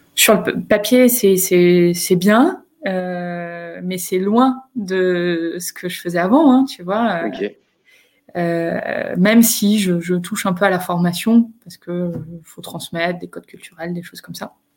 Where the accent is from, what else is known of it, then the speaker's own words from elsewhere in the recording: Picardy, Hauts-de-France, France; moved away as an adult; also born or lived in Lille; now in Chile; j'ai grandi euh, en, Picardie